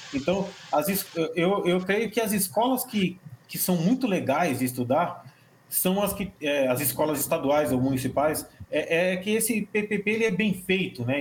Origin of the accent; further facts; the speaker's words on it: São Paulo, Brazil; Eu sou de São, São Paulo